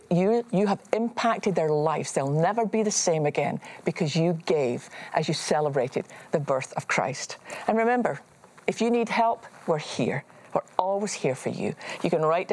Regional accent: Scotland, United Kingdom; me growing up in Scotland

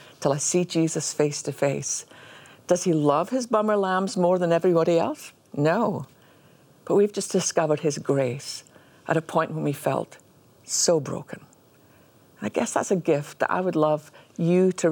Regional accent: Scotland, United Kingdom; growing up in Scotland

